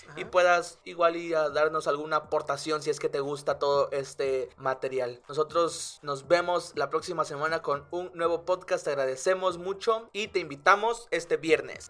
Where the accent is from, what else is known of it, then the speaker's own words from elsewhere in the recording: Mexico; somos mexicanos.